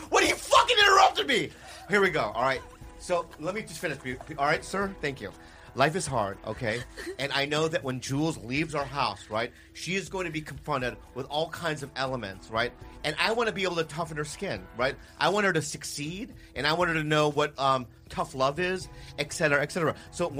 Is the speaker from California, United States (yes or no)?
yes; San Diego, California, United States; born there; I was born in San Diego, California.